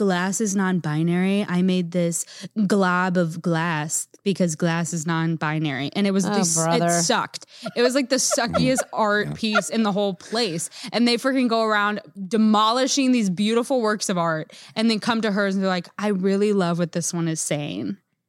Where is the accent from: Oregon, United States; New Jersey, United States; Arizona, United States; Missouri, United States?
Missouri, United States; Branson; We grew up in Branson. Come on.